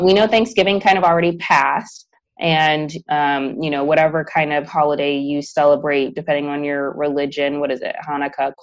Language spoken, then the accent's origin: English; Chicago, Illinois, United States; moved away as an adult; now in Houston, United States; I'm from Chicago